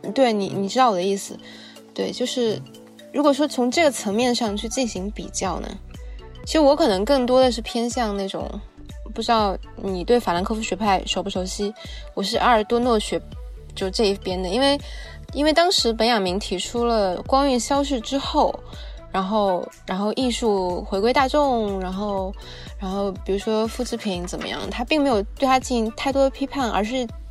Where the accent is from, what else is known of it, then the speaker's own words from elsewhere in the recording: China; 我们中国人